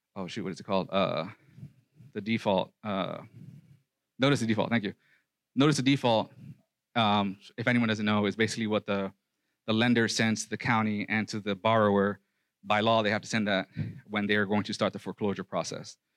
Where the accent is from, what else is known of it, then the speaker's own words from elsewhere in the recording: New York City, New York, United States; moved away; also born or lived in Nebraska; I was raised in the Cypress Hills projects of, housing projects of Brooklyn, New York.